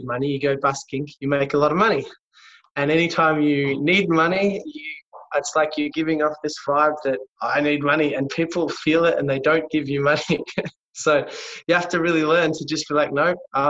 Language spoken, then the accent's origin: English; Melbourne, Victoria, Australia; I was born in Melbourne.